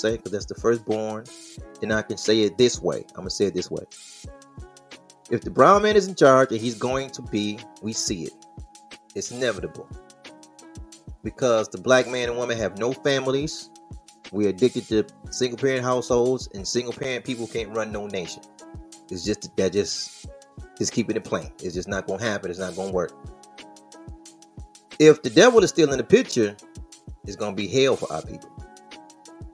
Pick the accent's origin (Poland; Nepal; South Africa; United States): United States; Midwest; I'm from the Midwest